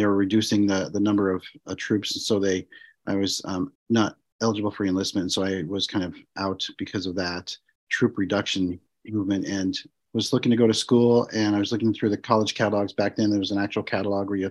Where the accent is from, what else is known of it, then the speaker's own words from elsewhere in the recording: Montana, United States; moved away as an adult; I grew up in Montana, and I got sent back to Montana, stationed there.